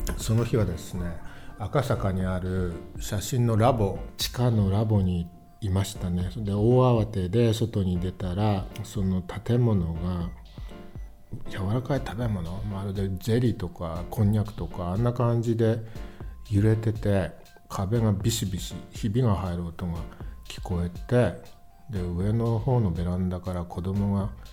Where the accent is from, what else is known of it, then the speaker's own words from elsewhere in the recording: Rikuzentakata, Iwate, Japan; moved away as an adult; now in Tokyo, Japan; 自分の生まれ育った陸前高田